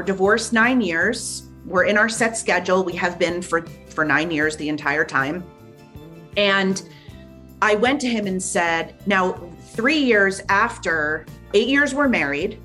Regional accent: New York, United States; moved away as an adult; also born or lived in New Jersey; now in North Carolina, United States; born and raised in New York, worked there.

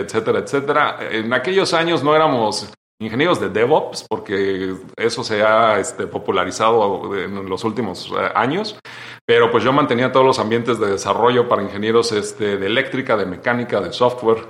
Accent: State of Mexico, Mexico; moved away as an adult; also born or lived in United States; yo nací en el Estado de México

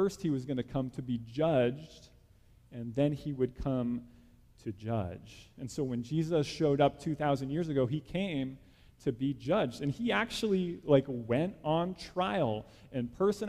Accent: New Jersey, United States; I grew up in New Jersey, small town in New Jersey

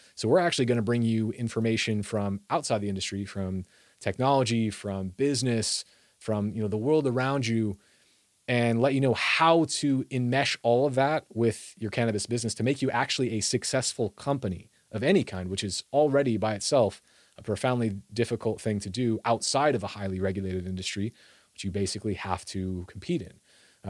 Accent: Iowa, United States; grew up in Iowa.

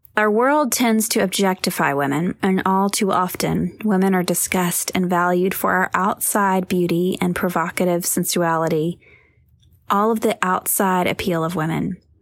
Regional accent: near Lizella, Georgia, United States; born or raised there

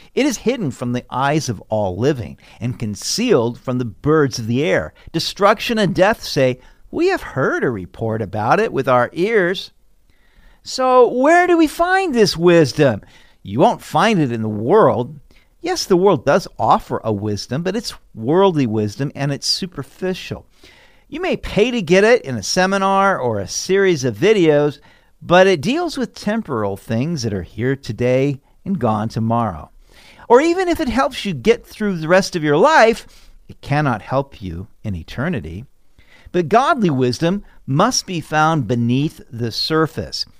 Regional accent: Sacramento, California, United States; I grew up in Sacramento, California.

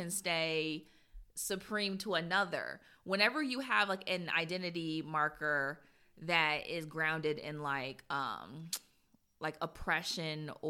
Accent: United States; I grew up in America

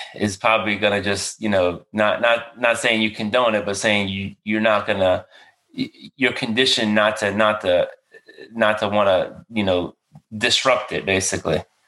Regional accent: Marrero, Louisiana, United States; moved away as an adult; I grew up in a little area called Marrero, which is like 15 minutes outside downtown.

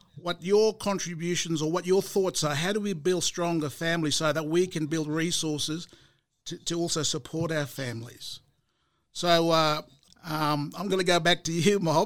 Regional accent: Murray Island, Torres Strait, Queensland, Australia; So I'm from there. I'm from Murray Island. I'm from Mur.

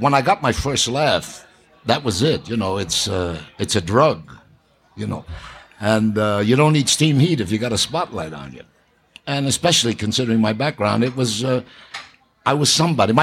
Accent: New York, United States; I grew up on the Lower East Side of New York, Williamsburg, Brooklyn

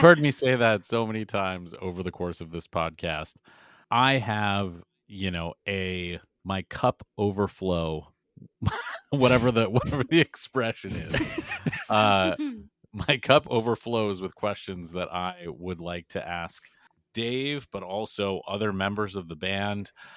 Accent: Boston, Massachusetts, United States; I'm from Boston

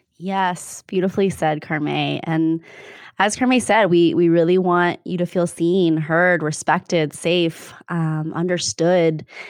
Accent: Arizona, United States; now in Bay Area, United States; it's a different place, and, um, at the same time, it's a, it was a special place to grow up

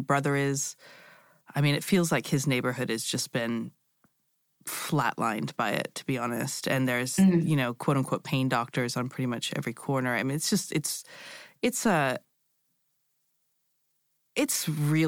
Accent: United States; moved away as an adult; also born or lived in Europe / Asia; I'm American, but I've lived in Europe on and off for a long time and a little bit in Asia.

